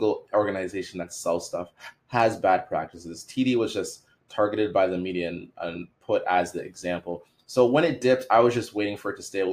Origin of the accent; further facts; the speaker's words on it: Canada; I'm from Canada.